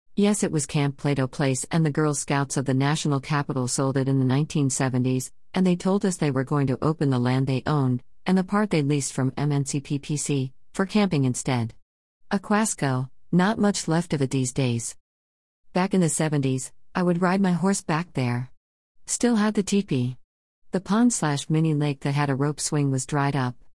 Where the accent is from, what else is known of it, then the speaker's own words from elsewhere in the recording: District Heights, Maryland, United States; moved away; Kipling parkways in District Heights, my hometown in those days